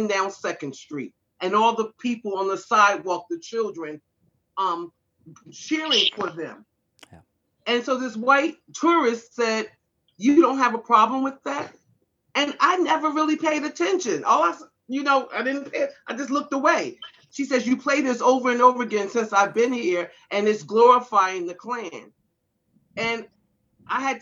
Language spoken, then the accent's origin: English; New Jersey, United States; now in Garrett County, Maryland, United States; I'm originally from New Jersey. So I lived in suburban New Jersey